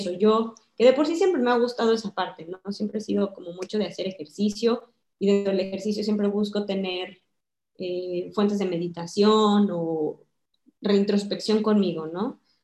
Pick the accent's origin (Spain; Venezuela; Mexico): Mexico; moved away as an adult; yo soy mexicana, estoy casada con un mexicano